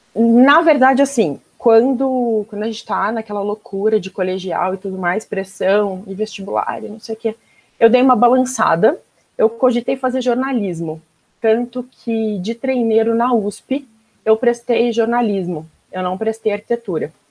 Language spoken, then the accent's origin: Portuguese; Campinas, São Paulo, Brazil; also born or lived in Caxias do Sul, Rio Grande do Sul / Flores da Cunha, Rio Grande do Sul; vim para Campinas, meus pais que vieram, na verdade, eu era pequena, estava com um ano